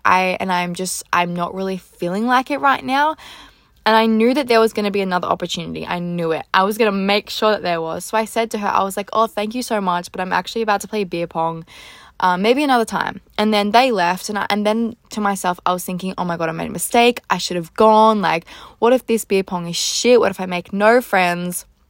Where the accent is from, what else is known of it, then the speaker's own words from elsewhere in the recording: Australia; also born or lived in Gold Coast; I'm from Australia.